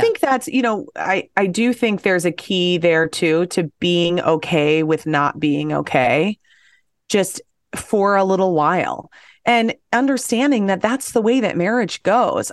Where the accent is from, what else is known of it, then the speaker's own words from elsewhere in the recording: Apple Valley, Minnesota, United States; I grew up in Apple Valley